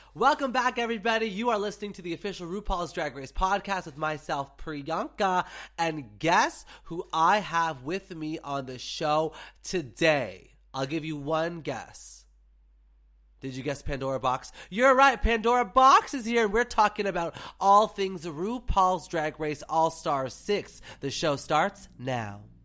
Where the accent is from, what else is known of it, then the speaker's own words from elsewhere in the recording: Canada; me as a Canadian